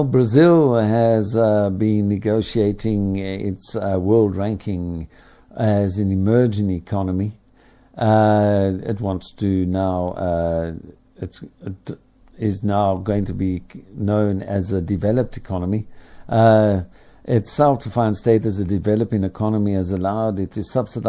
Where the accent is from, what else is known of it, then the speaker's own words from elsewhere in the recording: Ireland; as an Irishman